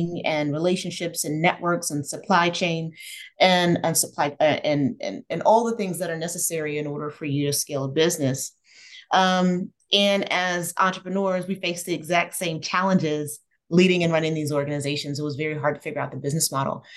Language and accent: English; New Jersey, United States; moved away as an adult; also born or lived in Camden, New Jersey / Atlanta, Georgia; I'm a Jersey girl, grew up in South Jersey, born in Camden, raised in the suburbs.